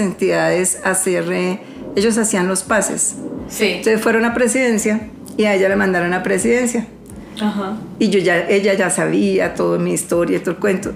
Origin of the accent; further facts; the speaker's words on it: Colombia; yo soy una ciudadana colombiana